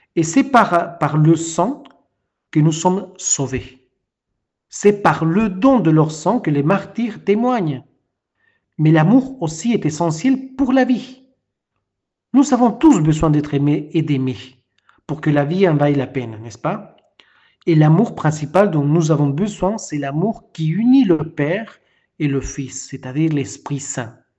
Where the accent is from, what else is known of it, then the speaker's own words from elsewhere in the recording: Peru; French is a second language; now in France; Moi qui ne suis pas français, je viens d'un pays de l'Amérique latine, du Pérou